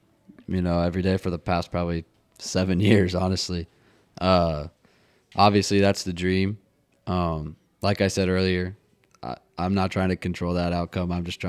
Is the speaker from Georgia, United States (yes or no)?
yes; Atlanta, Georgia, United States; born there; I was born in Atlanta. Okay. Piedmont Hospital.